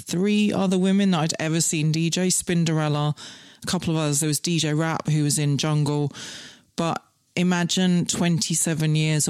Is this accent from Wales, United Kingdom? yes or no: no; Scotland, United Kingdom; And when I was seven, I got scouted because I grew up in the Highlands of Scotland where there was literally 10 people in my whole school from age 4 to 13.